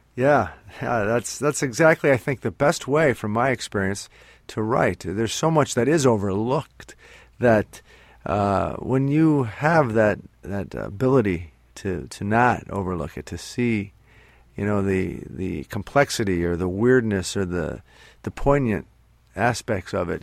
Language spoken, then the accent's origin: English; northeastern Pennsylvania, United States; where I'm from here in northeastern Pennsylvania, I'm from the Northeast as well